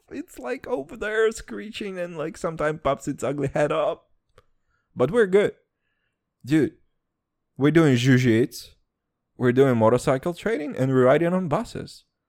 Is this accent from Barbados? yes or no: no; Serbia; accent: Serbian and American